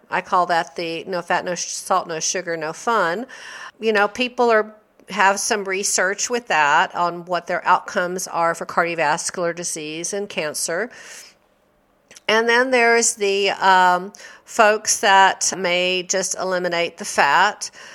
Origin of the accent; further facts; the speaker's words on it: the South, United States; I grew up in the South